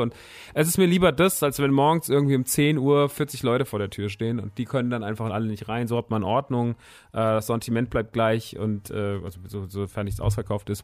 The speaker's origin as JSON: {"language": "German", "town": "Rodgau", "region": "Hesse", "country": "Germany", "tie": "born or raised there", "moved": "yes", "said": "in äh, Rottgau-Jügesheim, meiner alten Heimat"}